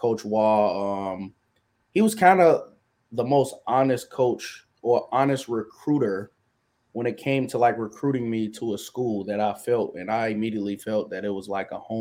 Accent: Chicago, Illinois, United States; I'm from South Chicago. I grew up around a lot of violence

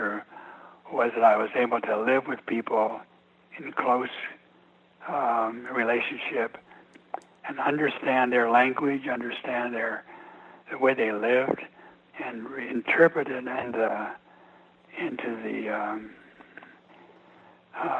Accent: Montana, United States; moved away as an adult; also born or lived in East Coast (D.C. area); is my home country. I was born here, grew up here

